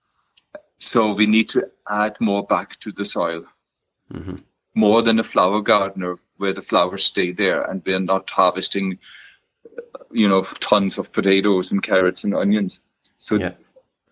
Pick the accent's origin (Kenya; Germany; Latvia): Germany; now in Ireland; I'm German by birth